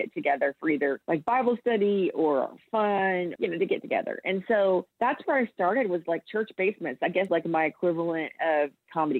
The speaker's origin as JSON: {"language": "English", "region": "Central Texas", "country": "United States", "tie": "born or raised there", "said": "I'm from Central Texas. The town I grew up in had 2,000 people"}